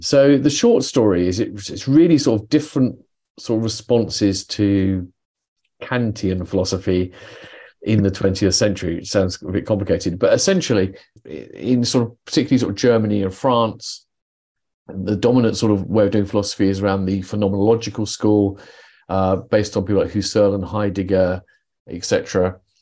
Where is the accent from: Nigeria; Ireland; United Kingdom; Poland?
United Kingdom; I'm British